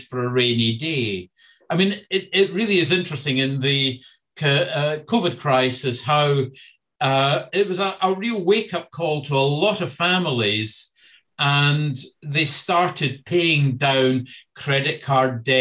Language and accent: English; Scotland, United Kingdom; moved away; I grew up and in Scotland in the 70s